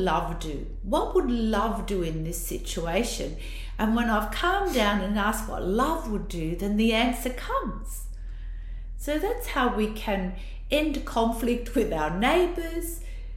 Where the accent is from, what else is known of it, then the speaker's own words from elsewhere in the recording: Italy; accent: Italian; now in Australia; my Italian accent's so bad